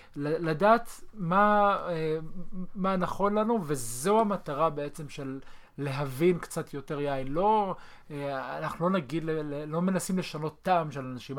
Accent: Israel; אנחנו כולנו ישראלים

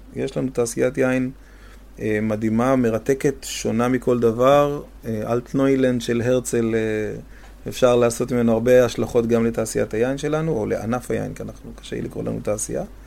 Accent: Safed, Northern District, Israel; אני גדלתי בצפת

